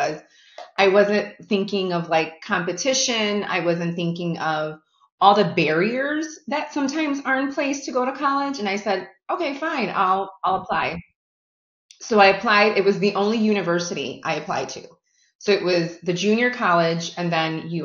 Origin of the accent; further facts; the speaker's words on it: Chicago, Illinois, United States; I have been born and raised in Chicago, so I am a Chicago girl through and through